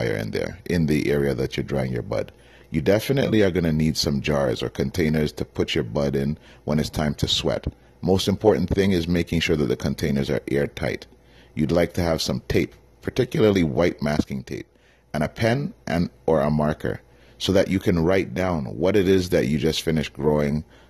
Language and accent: English; Toronto, Ontario, Canada; moved away as an adult; I was born and raised in Scarborough, Ontario.